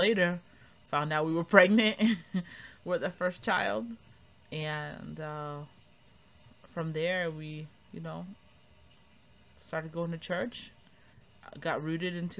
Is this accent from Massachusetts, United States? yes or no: yes; Cambridge, Massachusetts, United States; moved away as an adult; now in Harrisonburg, United States; I grew up in Cambridge also